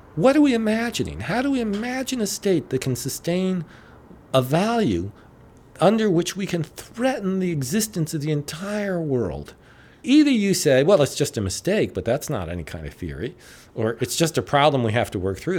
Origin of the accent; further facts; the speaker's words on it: United States; as an American